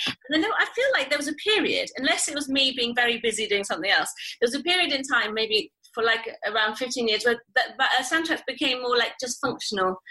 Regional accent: Italy; moved away; also born or lived in England; I was born in Italy and I grew up there

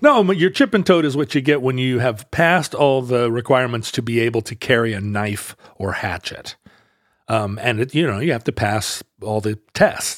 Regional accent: Alaska, United States; growing up in Alaska

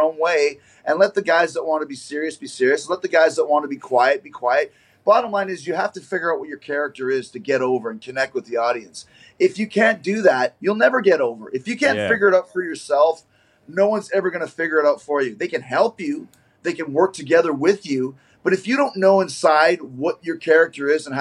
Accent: Canada; I grew up in Canada, so it's all the CBC

